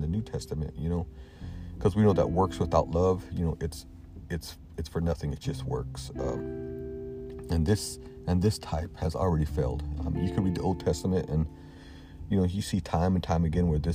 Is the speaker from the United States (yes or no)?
yes; the South, United States; Growing up in the South, I've been to many of the old, fire and brimstone type sermons